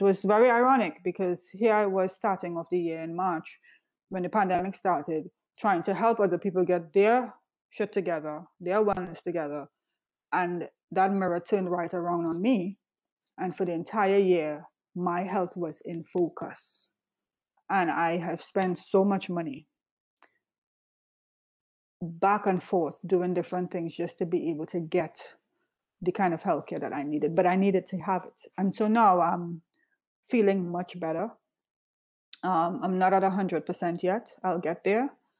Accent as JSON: {"language": "English", "region": "Florida", "country": "United States", "moved": "yes", "lives_now": "New York, United States", "said": "I came from Florida and I was in optimal health there."}